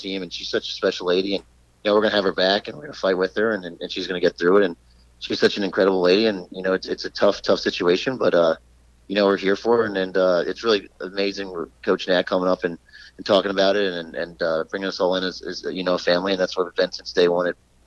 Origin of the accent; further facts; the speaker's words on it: New York, United States; growing up in New York